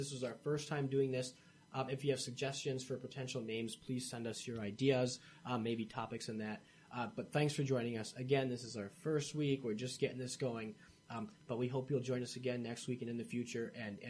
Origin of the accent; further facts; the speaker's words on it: Michigan, United States; moved away; I grew up in Michigan, spent most of my life there.